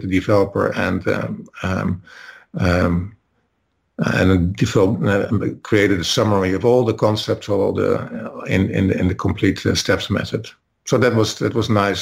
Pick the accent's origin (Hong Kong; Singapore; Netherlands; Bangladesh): Netherlands; I'm Dutch, so I'm from the Netherlands